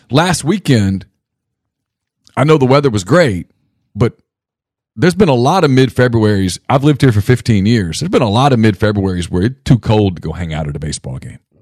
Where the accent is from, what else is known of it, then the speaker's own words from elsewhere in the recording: northern Louisiana, United States; moved away; I grew up in Louisiana